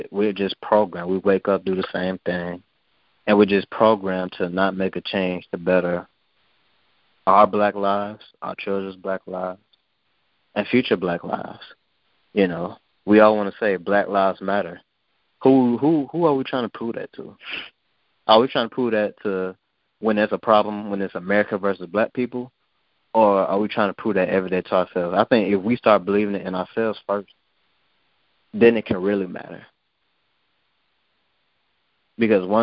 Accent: Georgia, United States; I'm from Georgia

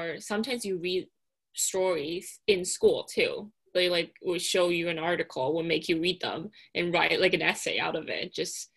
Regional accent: Taipei, Taiwan; growing up in Taipei

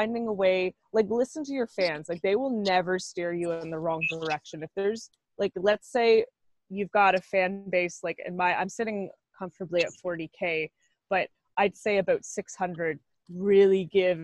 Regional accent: Oshawa, Ontario, Canada; I'm … from Oshawa

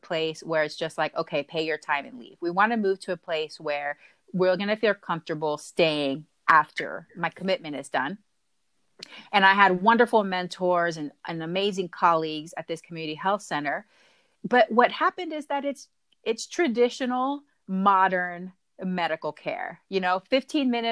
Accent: Huntsville, Texas, United States; So I grew up both in Texas, a small town called Huntsville, which is about 45 minutes north of Houston, Texas. But I would spend every summer in Panama.

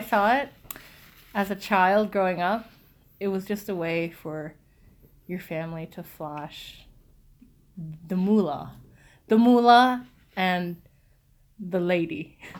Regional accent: Quebec, Canada; Yeah, we are from Quebec.

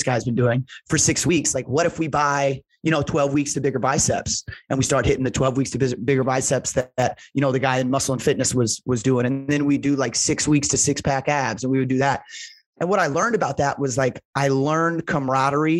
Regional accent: Indianapolis, Indiana, United States; I grew up in Indianapolis to an incredible family.

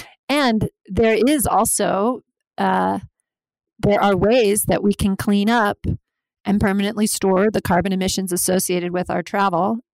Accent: Alaska, United States; I'm from Alaska

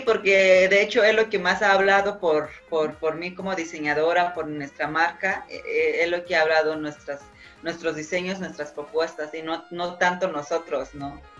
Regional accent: Oaxaca, Mexico; nosotros como oaxaqueños somos este, ricos en cultura

